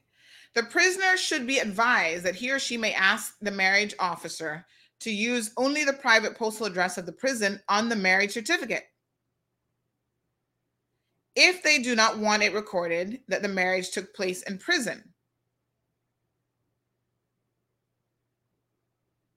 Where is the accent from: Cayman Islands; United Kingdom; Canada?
Cayman Islands; we have a saying in the Cayman Islands